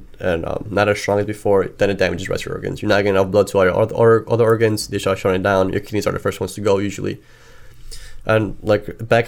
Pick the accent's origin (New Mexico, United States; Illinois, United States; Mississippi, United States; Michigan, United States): Illinois, United States; Chicago; we like pizza, we're from Chicago. We like pizza. We like deep dish pizza.